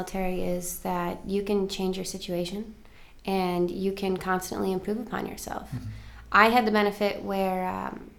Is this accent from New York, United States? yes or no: yes; Buffalo, New York, United States; moved away as an adult; now in Seattle, United States; I'm from Buffalo, New York